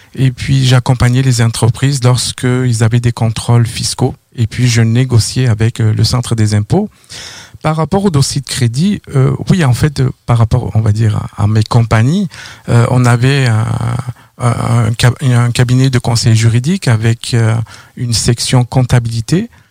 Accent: near Toulouse, Occitania, France; moved away as an adult; also born or lived in Paris, France; now in Quebec, Canada; j'ai grandi dans le sud de la France, pas loin de Toulouse

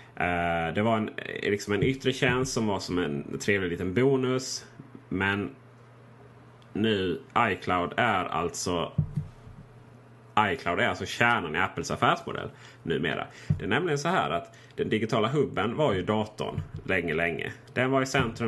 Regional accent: Blekinge, Sweden; moved away; till mina föräldrar hemma i Blekinge

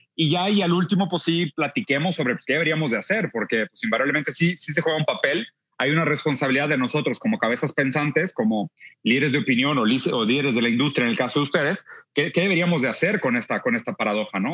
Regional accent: Brazil; Yo siendo brasileño

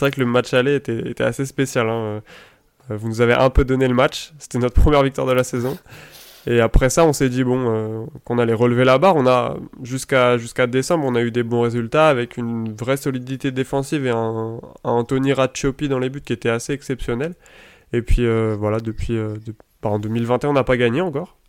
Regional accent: Île-de-France, France; j'ai grandi pas très loin d'un grand club du football français qui est le Paris Saint-Germain, puisque j'habite en fait à à peu près un kilomètre du centre d'entraînement du, PSG

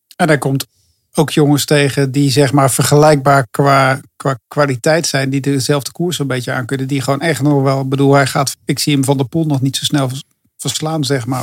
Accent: Netherlands; ik kan als Nederlander

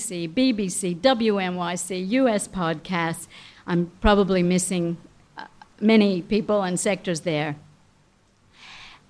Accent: Australia; we as Australians, as an Australian community

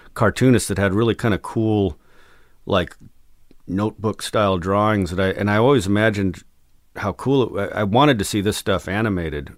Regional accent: Albuquerque, New Mexico, United States; moved away as an adult; also born or lived in San Diego / Texas; growing up in Albuquerque

